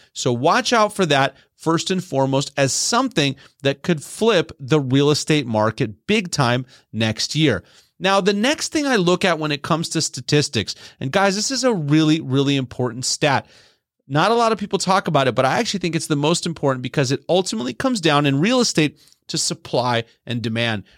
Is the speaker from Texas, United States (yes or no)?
yes; Texas, United States; moved away; my home state of Texas